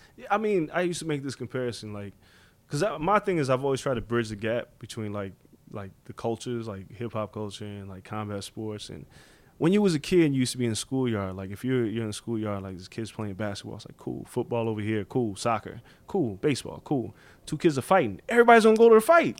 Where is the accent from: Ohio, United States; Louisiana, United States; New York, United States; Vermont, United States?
New York, United States; New York City; I grew up in Rockaway